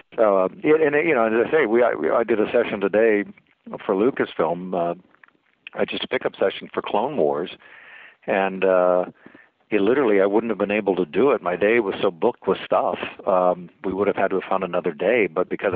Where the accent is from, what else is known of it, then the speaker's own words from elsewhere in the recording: Kansas, United States; also born or lived in Maryland; I spent my formative years here in the Midwest